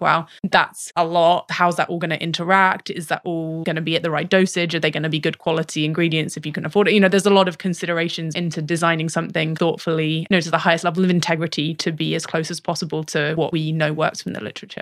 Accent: United Kingdom; accent: British; I have a British accent

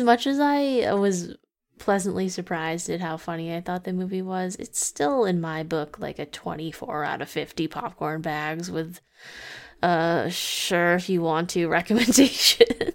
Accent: Massachusetts, United States; we grew up in Massachusetts

